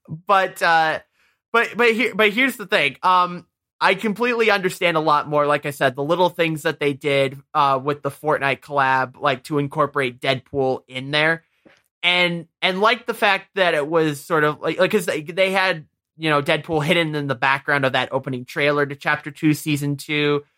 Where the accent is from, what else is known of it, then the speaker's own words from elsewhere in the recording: Michigan, United States; we're from Michigan